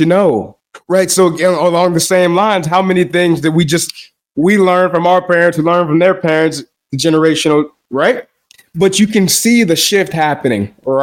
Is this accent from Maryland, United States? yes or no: no; Chicago, Illinois, United States; I am a nigger from Chicago